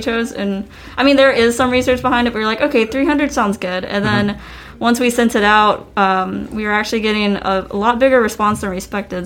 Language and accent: English; Spartanburg, South Carolina, United States; I'm originally from Spartanburg, South Carolina, born and raised. Uh, I've lived here all my life